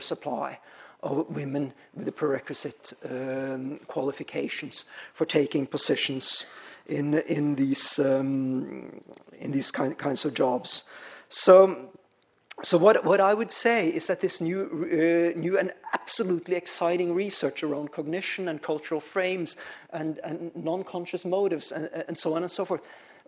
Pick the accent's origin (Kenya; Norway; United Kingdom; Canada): Norway; moved away; the culture where I come from, I'm Norwegian, so I grew up way up in Scandinavia